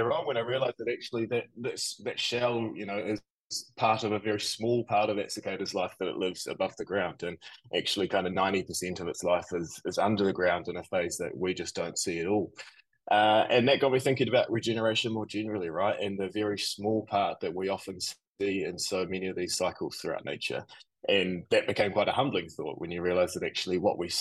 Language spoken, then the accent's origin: English; Nelson, New Zealand; moved away as an adult; also born or lived in Auckland, New Zealand; now in New York City, United States; I grew up down in Nelson in New Zealand. Very, very proud to be from New Zealand and have lived there my whole life until quite recently when I moved to New York City